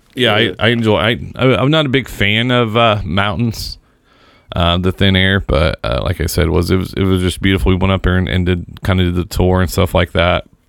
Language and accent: English; Seymour, Indiana, United States; my hometown. And if you've listened to any of the shows I've ever done, that is the big metropolis of Seymour, Indiana